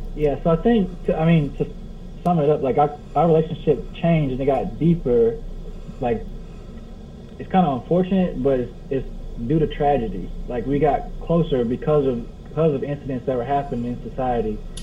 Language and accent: English; Cleveland, Ohio, United States; also born or lived in Richmond, Kentucky; now in Kentucky, United States; I'm from the Cleveland, Ohio area